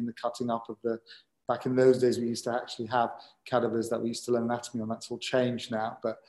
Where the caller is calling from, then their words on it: London, United Kingdom; So I'm calling you from London.